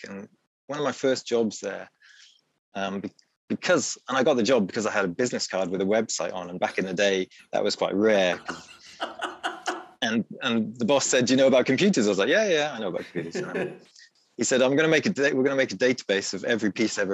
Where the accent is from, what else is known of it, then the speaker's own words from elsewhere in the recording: Wales, United Kingdom; also born or lived in Leeds; I'm from Wales, I'm from a small town in Wales